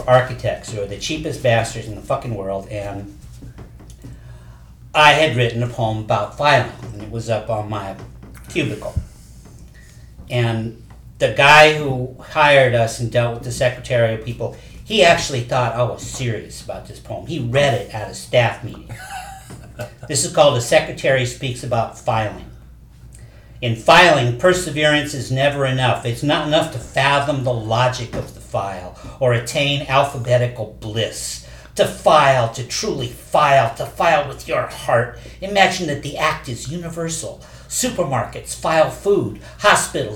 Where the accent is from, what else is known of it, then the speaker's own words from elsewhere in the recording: Ohio, United States; moved away; I came from Ohio. Yes. Little town.